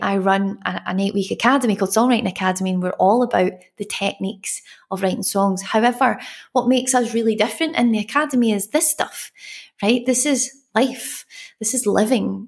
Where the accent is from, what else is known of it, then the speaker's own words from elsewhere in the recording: Glasgow, Scotland, United Kingdom; I'm from Glasgow where we have rain and sun at the same time